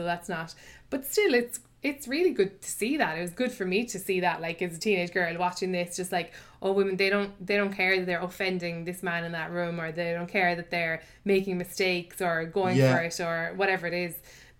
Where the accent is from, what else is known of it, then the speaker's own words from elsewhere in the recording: Blackrock, County Cork, Ireland; But yeah, no, I'm from Black Rock, so.